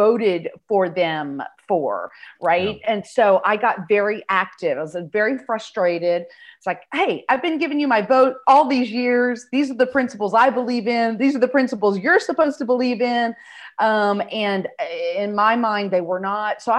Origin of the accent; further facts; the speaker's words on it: South Texas, United States; moved away as an adult; now in North Texas, United States; I grew up in South Texas, went to college in the University of North Texas. So I have been in North Texas ever since.